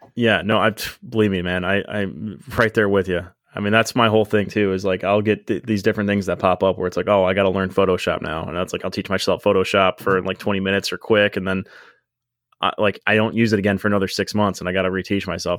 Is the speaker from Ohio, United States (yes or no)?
yes; Medina, Ohio, United States; moved away as an adult; now in Miami, United States; I grew up at Medina, and it was one of those, like, I liked Medina, I liked living in Medina, like, I liked my hometown